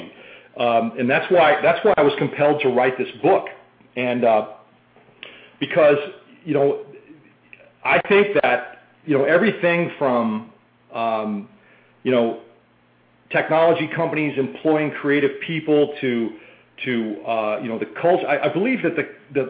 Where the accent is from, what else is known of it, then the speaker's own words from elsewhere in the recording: boyhood home of Walt Disney, Midwest, United States; also born or lived in Boston; now in Austin, United States; I grew up in the Midwest in the boyhood home of Walt Disney